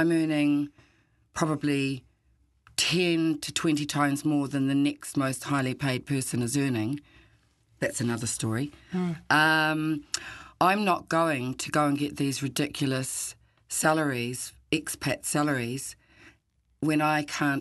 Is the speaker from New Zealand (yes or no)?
yes; New Zealand; moved away as an adult; also born or lived in Warsaw / Granada; I'd lived, growing up in New Zealand